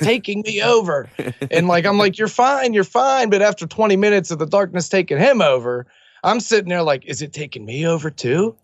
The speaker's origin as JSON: {"language": "English", "town": "Millville", "country": "United States", "tie": "born or raised there", "said": "my hometown of Millville"}